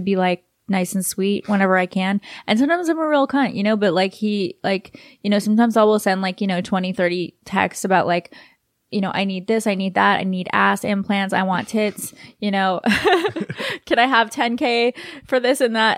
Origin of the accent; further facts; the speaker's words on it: Los Angeles, California, United States; also born or lived in New York / Texas; I'm from L